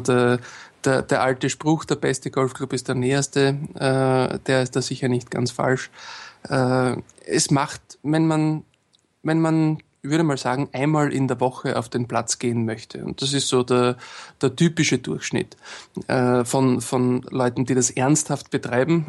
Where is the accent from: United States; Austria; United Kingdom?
Austria; bei uns in Österreich